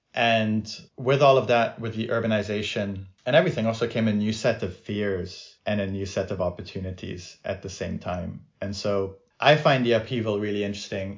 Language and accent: English; France; moved away; I grew up in France